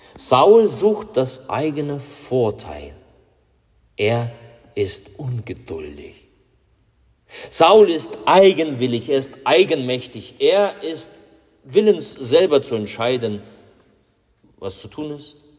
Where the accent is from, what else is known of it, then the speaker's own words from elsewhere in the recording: Russia; bei uns in Russland